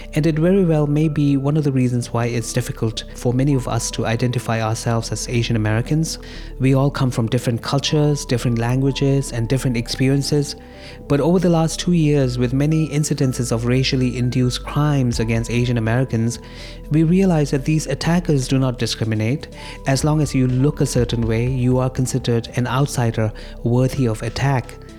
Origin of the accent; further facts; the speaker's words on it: Dharamsala, Himachal Pradesh, India; now in Queens, United States; I grew up in North India in the Tibetan refugee community of Dharamsala